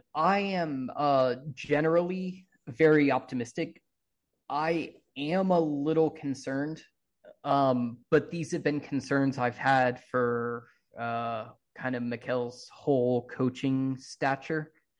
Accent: United States; I'm an American, right?

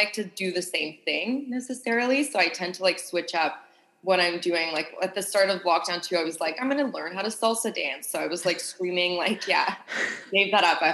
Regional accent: Sydney, New South Wales, Australia; moved away; I grew up in Australia and Sydney.

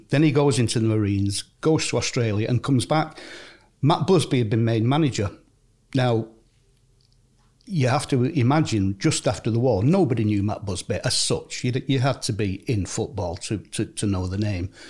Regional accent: Clayton, North West England, United Kingdom; Clayton, it was great because everybody played football.

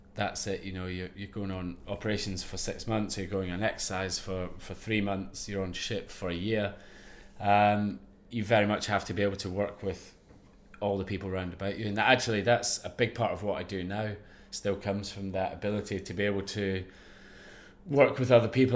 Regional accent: Ayrshire, Scotland, United Kingdom; growing up in Ayrshire, in Scotland

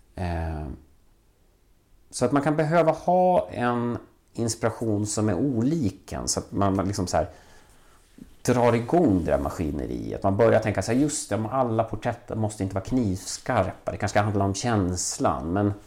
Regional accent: Valbo, Gävleborg County, Sweden; also born or lived in Vällingby, Stockholm; now in Stockholm, Sweden; Jag växte upp i Valbo där, där man väldigt tidigt byggde ett, ett köpcentrum

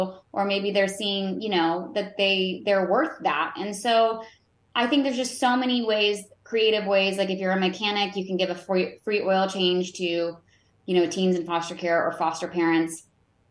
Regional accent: Roanoke, Virginia, United States; I'm from Roanoke, Virginia originally

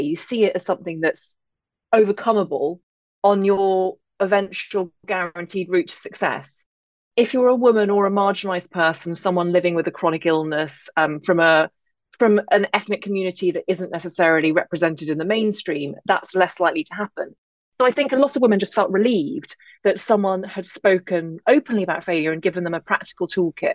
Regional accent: England, United Kingdom; accent: English; also born or lived in Derry, Northern Ireland; I am English, as you can hear, but I actually grew up in Northern Ireland, just outside Derry. But I never lost my accent.

